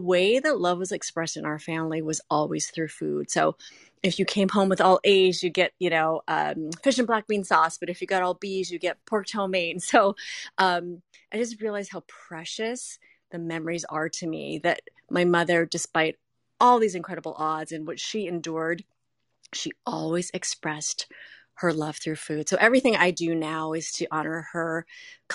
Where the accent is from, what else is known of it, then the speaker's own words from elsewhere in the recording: Minneapolis, Minnesota, United States; I grew up in Minneapolis, Minnesota, at a time where there were no Asians